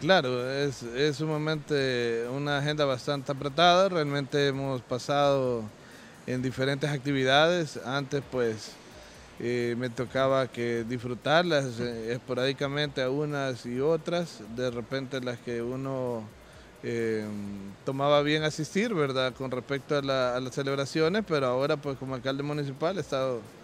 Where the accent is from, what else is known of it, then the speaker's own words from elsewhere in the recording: Santa Ana, El Salvador; nací en el Hospital San Juan de Dios, acá en Santa Ana.